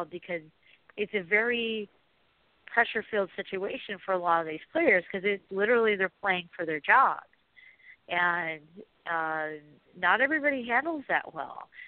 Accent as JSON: {"language": "English", "region": "Oregon", "country": "United States", "tie": "born or raised there", "said": "when I was growing up in Oregon, we didn't have an NFL team."}